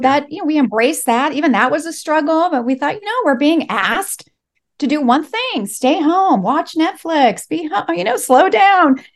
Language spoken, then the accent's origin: English; Los Angeles, California, United States; first language Spanish; English is a second language; I was born and raised here in L